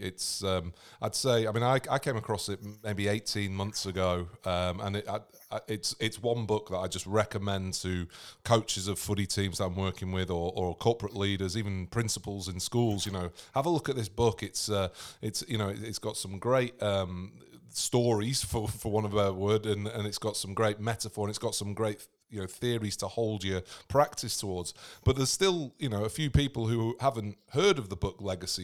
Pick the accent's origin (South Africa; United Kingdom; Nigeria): United Kingdom; England; moved away; I'm English myself, but living on the other side of the world